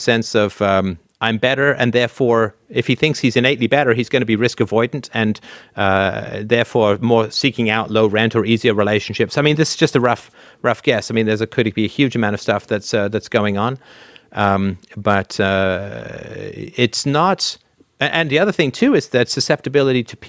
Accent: Canada; I say this as a Canadian

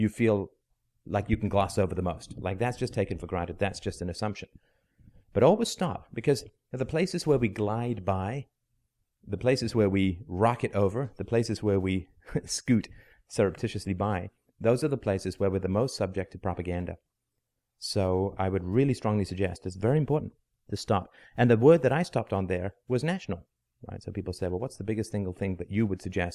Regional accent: England, United Kingdom; also born or lived in Ireland / South Africa; now in Canada; I'm from Canada. I'm Canadian. I was born in Ireland. I grew up in England

